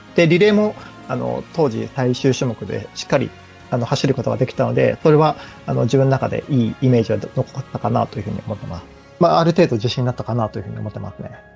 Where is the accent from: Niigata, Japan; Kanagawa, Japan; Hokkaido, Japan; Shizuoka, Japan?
Shizuoka, Japan; Fujieda; 出身が藤枝市ということで、サッカーを小学校4年生から始めたんですけども、本当に地元のスポーツ少年団